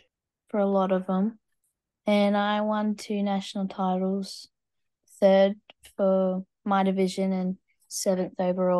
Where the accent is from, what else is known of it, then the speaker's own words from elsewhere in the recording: Wodonga, Victoria, Australia; I'm 14, and I'm from Wodonga.